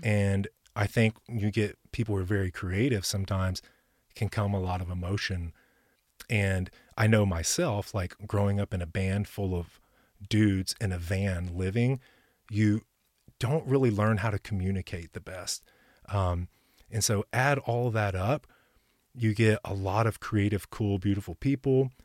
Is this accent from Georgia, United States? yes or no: no; Ashland City, Tennessee, United States; also born or lived in Texas / Florida; now in Nashville, United States; I was born in Texas, and then around eight years old, we transplanted to Middle Tennessee